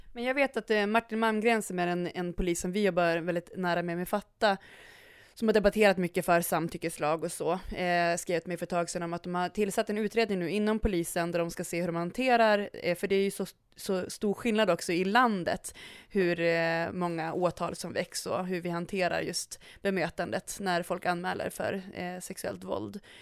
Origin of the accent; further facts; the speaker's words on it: Umeå, Västerbotten County, Sweden; jag är från Umeå